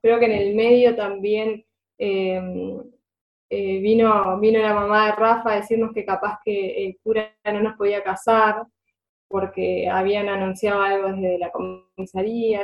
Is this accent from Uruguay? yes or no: yes; Río Negro, Uruguay; yo soy de, de Río Negro